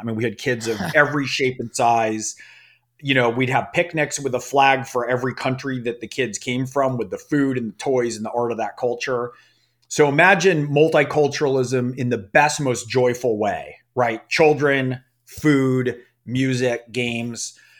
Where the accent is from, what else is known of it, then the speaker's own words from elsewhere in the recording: California, United States; I was raised in a very secular Jewish upbringing. I grew up in the San Francisco Bay Area.